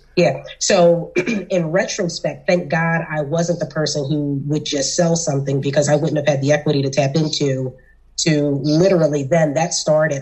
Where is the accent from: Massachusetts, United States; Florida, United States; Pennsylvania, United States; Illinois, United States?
Pennsylvania, United States; Philadelphia; I'm from South Philly. I'm from the hood.